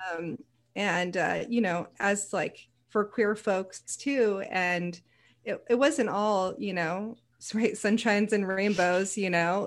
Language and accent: English; Cupertino, California, United States; also born or lived in West San Jose; now in Portland, United States; I'm originally from the Silicon Valley